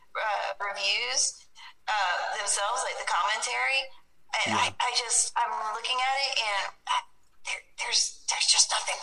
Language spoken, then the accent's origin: English; Texas, United States; I'm a Southern woman. I am from Texas. I'm sitting in Texas right now